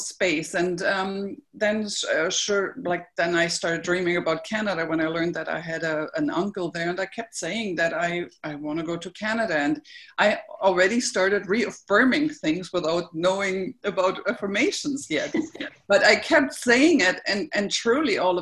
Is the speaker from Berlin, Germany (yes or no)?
yes; Berlin, Germany; I grew up in Berlin, as I mentioned, and I was sent to church.